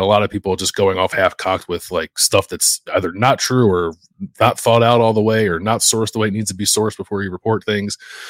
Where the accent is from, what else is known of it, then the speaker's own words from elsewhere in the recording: Pennsylvania, United States; We're from Pennsylvania. We have to go there.